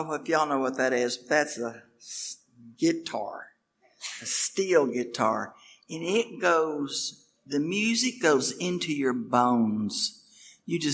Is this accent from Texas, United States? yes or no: yes; Lubbock, Texas, United States; also born or lived in Oklahoma; I was born in Lubbock, Texas